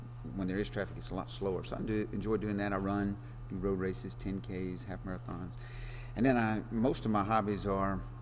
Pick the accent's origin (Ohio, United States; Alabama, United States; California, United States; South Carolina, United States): Alabama, United States; South; also born or lived in Texas; now in Oklahoma, United States; I'm from South Alabama